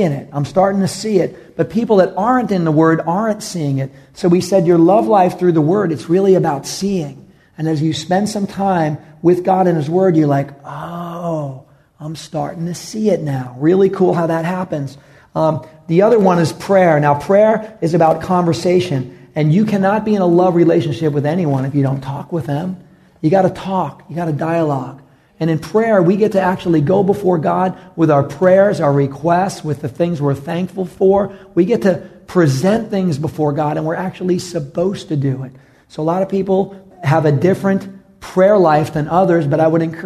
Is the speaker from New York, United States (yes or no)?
yes; New York City, New York, United States; moved away; I'm from New York City, and I like street-related ministry